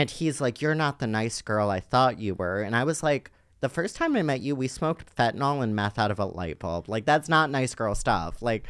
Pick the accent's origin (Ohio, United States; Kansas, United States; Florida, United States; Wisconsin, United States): Ohio, United States; Cleveland; And no one accepted me in my hometown of Cleveland, Ohio.